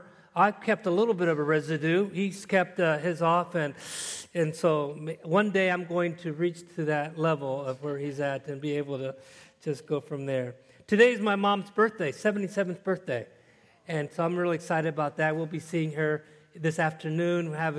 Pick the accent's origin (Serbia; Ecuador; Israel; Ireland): Ecuador; also born or lived in Panama / Caracas, Venezuela; I grew up in Ecuador 10 years and in Panama and Caracas